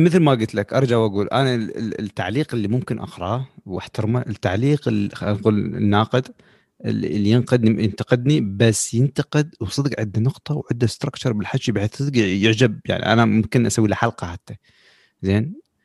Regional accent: Iraq; احنا كشعب خلينا نقول بالعراق

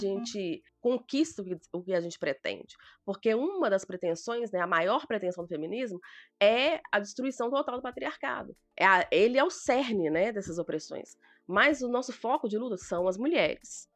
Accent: Belo Horizonte, Minas Gerais, Brazil; eu sou de Minas Gerais, Belo Horizonte

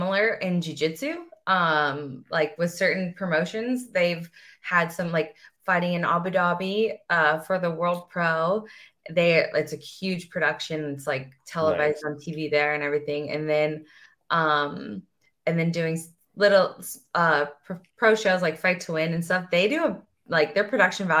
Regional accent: St. Louis, Missouri, United States; I'm like from St. Louis

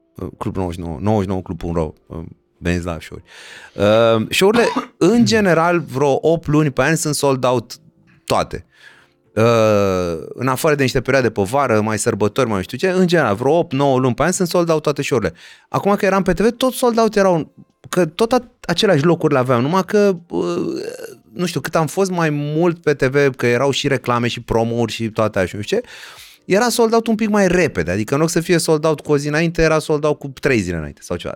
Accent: Romania; ca români

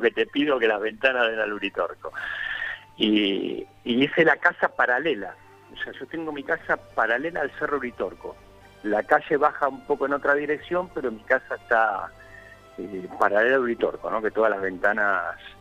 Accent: Buenos Aires, Argentina; moved away as an adult; also born or lived in Nueva Pompeya, Buenos Aires; nací en Pompeya, hay algunas cuadras de, donde viví siempre, pero soy de Soldati, me crié en Soldati

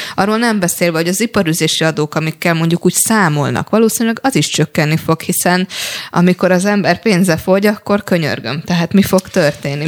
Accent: Paks, Tolna, Hungary; én paksi vagyok

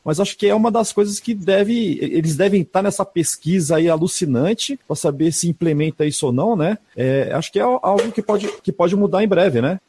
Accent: Cruzeiro do Oeste, Paraná, Brazil; also born or lived in Umuarama, Paraná; now in São Paulo, Brazil; sou paranaense também.

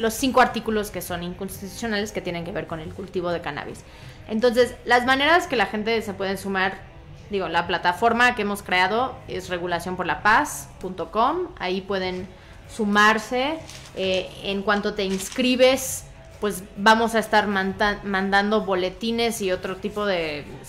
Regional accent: Veracruz, Mexico; now in Mexico City, Mexico; yo soy de Veracruz, nací ahí

